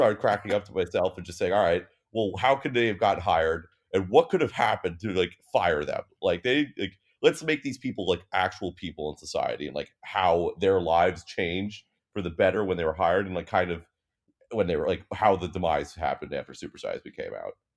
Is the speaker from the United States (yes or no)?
yes; United States; I'm American